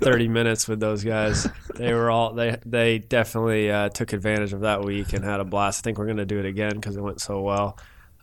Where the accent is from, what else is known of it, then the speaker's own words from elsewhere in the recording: Kennesaw, Georgia, United States; also born or lived in Alpharetta, Georgia; I grew up in Kennesaw. So I went to Harrison High School.